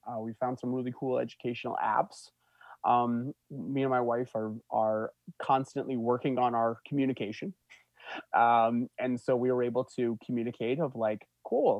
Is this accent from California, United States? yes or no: no; Bozeman, Montana, United States; moved away; I grew up in Montana, so going back to Bozeman, Montana